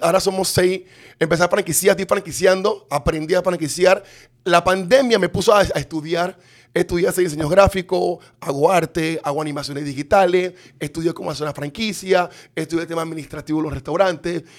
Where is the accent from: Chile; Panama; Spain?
Panama; Panama City; Yo nací en Río Abajo, en calle 15, en la Barraca